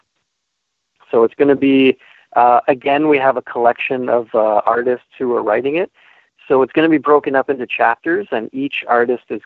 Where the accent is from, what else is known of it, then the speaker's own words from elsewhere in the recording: St. Catharines, Ontario, Canada; also born or lived in Niagara Falls, Ontario; We grew up together in Niagara Falls and St. Catharines